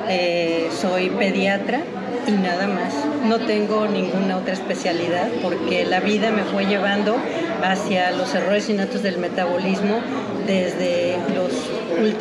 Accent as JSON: {"language": "Spanish", "region": "Mexico City", "country": "Mexico", "tie": "born or raised there", "said": "soy de la Ciudad de México"}